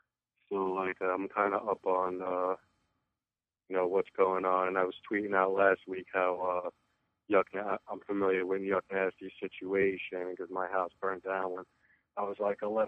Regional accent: New York, United States; I have Shady Threes. I'm up from New York.

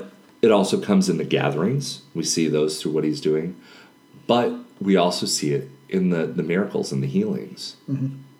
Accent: Panama; born there; when I was a child, I was born in Panama, and my mom actually served at a leper colony.

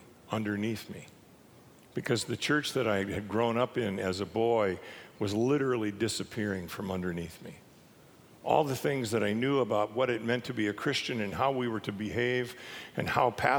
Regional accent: Minot, North Dakota, United States; I grew up in North Dakota in Minot

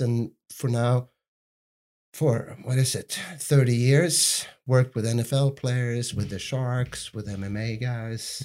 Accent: Sweden; I grew up in Sweden

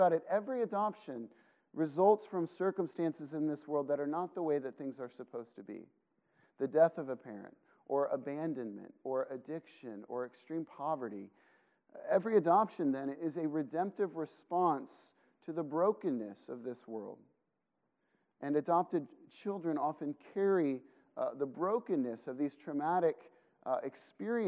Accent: Illinois, United States; I grew up in Illinois

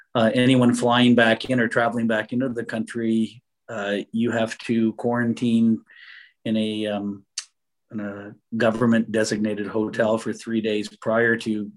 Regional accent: Canada; living this far north and being a Canadian

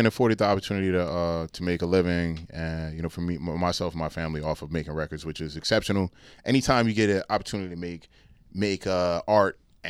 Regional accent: New Brunswick, New Jersey, United States; I was born and raised in New Brunswick, born at Middlesex County College, Middlesex County Hospital, sorry.

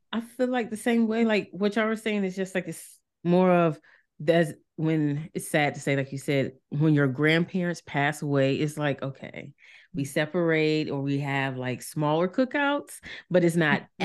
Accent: Norfolk, Virginia, United States; I grew up in North, we like Norfolk, Virginia

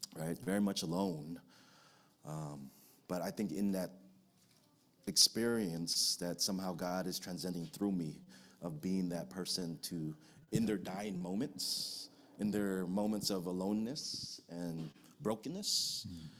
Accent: United States; also born or lived in Philippines; I'm an American

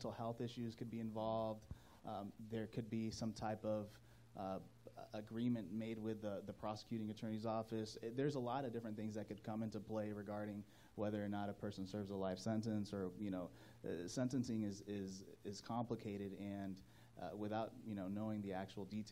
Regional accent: North Carolina, United States; now in LaPorte, United States; I grew up in North Carolina

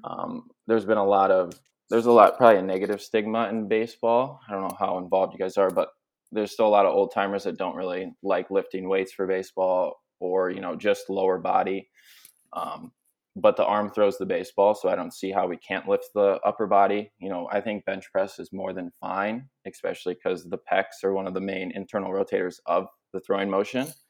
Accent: Minnesota, United States; also born or lived in Philadelphia; I'm from Minnesota

